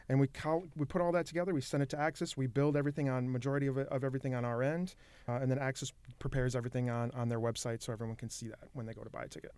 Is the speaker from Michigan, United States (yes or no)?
yes; Michigan, United States; moved away as an adult; now in Minnesota, United States; I grew up in Michigan